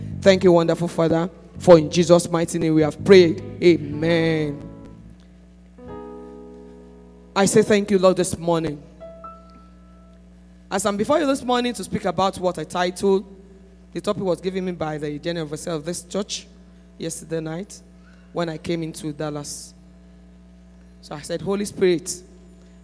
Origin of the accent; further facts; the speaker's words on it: Nigeria; I came all the way from Nigeria